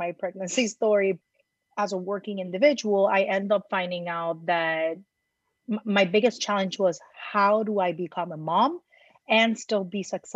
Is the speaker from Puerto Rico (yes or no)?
yes; Puerto Rico; moved away as an adult; now in New York City, United States; born and raised in Puerto Rico